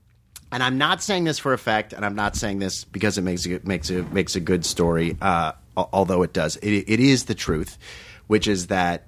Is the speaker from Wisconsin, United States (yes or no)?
no; Dobbs Ferry, New York, United States; also born or lived in Los Angeles / Hamilton; I was born in L.A. I moved to the East Coast, though, when I was 4 years old. So in 1973, I was born here in 1969. In 1973, moved to New York. I lived in a little town called Hamilton.